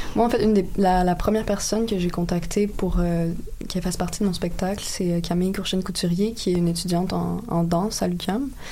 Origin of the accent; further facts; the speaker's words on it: Quebec, Canada; je suis québécoise si je n'ai pas des ancêtres québécois